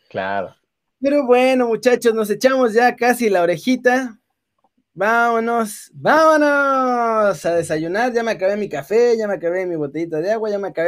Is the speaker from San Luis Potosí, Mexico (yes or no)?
no; Mexico City, Mexico; yo soy de Xochimilco